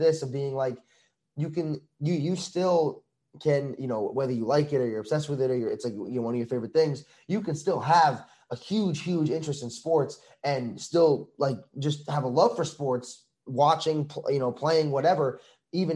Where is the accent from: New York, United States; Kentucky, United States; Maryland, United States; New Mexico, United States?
New York, United States; Long Island; I'm from New York